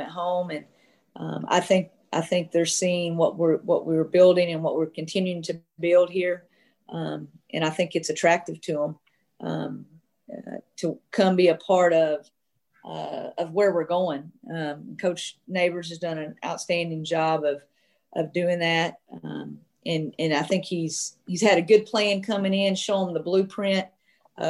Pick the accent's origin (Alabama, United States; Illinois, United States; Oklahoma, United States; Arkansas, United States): Arkansas, United States; I grew up, you know, of course, in Arkansas